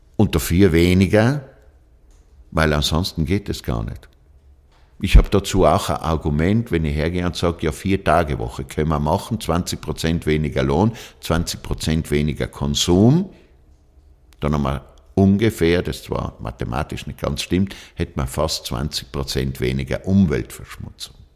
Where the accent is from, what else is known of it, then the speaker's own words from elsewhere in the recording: South Tyrol, Trentino-Alto Adige, Italy; Ja, Südtirol ist meine Heimat